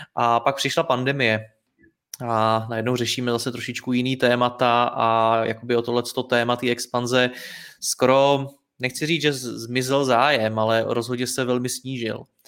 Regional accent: Czechia; jako Češi

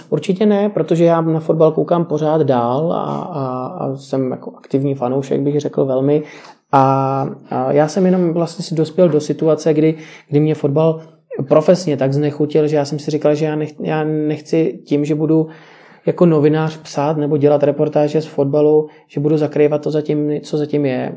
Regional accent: Czechia

